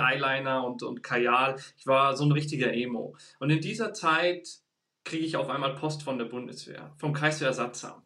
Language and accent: German; Bavaria, Germany; moved away as an adult; now in Stuttgart, Germany; Ich bin geboren und aufgewachsen in Bayern